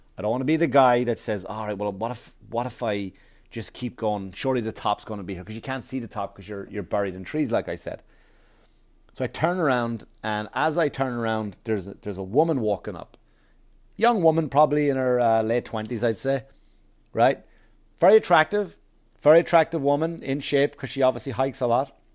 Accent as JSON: {"language": "English", "town": "Wexford", "region": "Leinster", "country": "Ireland", "tie": "born or raised there", "said": "Wexford, Wexford, Ireland, my hometown."}